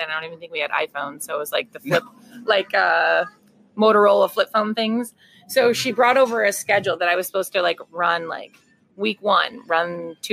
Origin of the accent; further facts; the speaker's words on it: Gilbert, Arizona, United States; also born or lived in North Mesa; now in Mesa, United States; Born and raised in Gilbert, went to Highland High